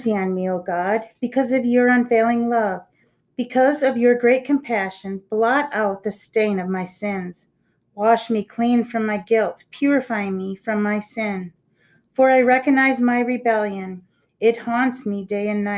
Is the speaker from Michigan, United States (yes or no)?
yes; Byron Center, Michigan, United States; I grew up in Byron Center